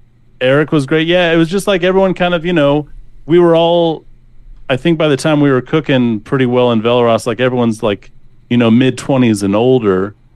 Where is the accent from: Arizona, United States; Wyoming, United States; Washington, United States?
Wyoming, United States; North Central; now in Portland, United States; I'm from North Central Wyoming. We both are, like, from the kind of Sheridan, Buffalo, Bighorn Mountain area.